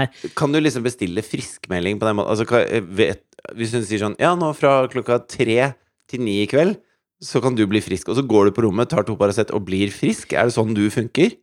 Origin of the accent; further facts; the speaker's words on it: Asker, Akershus, Norway; jeg kommer fra Asker